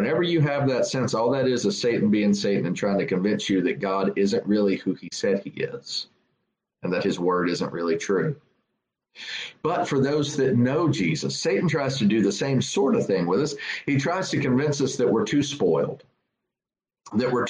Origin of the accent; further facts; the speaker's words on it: South Carolina, United States; I'm from South Carolina